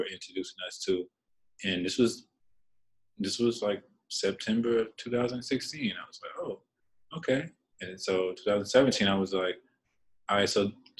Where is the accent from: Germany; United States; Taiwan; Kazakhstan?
United States; Dallas, Texas; I grew up in Dallas